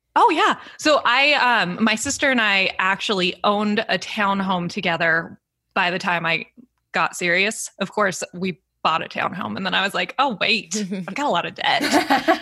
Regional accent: San Diego, California, United States; moved away; also born or lived in Santa Barbara; I grew up in San Diego

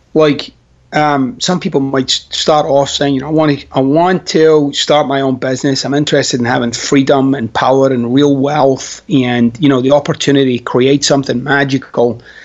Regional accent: Glasgow, Scotland, United Kingdom; moved away; I'm Scottish.

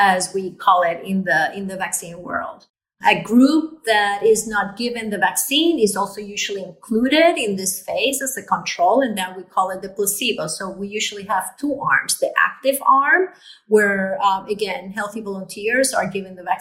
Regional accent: Puerto Rico; I was born in Puerto Rico, and I'm a daughter of immigrants

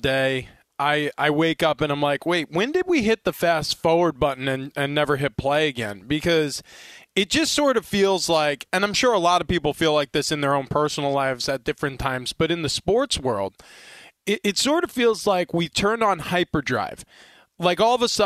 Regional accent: Northeast, United States; now in San Diego, United States; I grew up in the Northeast

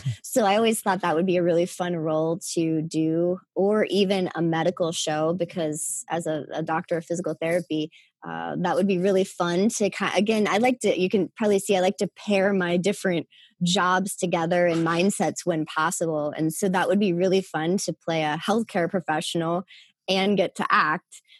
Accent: Wheeling, West Virginia, United States; I'm from Wheeling, West Virginia, uh, a small town in West Virginia.

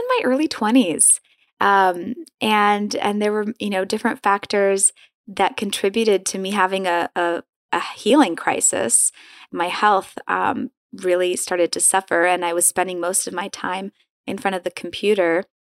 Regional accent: Madison, Wisconsin, United States; also born or lived in Poland; grew up in Madison, Wisconsin.

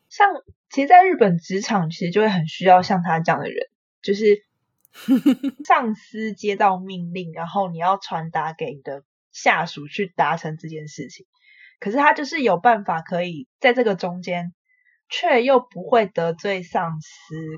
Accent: Taipei, Taiwan; 我是台北人

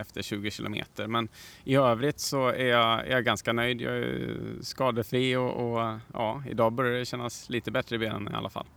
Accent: Värmland, Sweden; jag kommer från Värmland

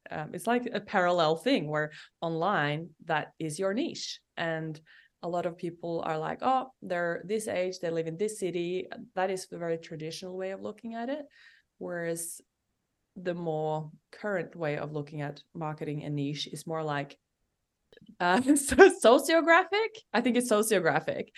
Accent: Norway; moved away as an adult; I'm from Norway

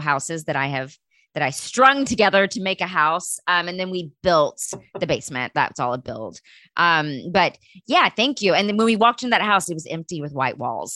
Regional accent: Texas, United States; I grew up in Texas

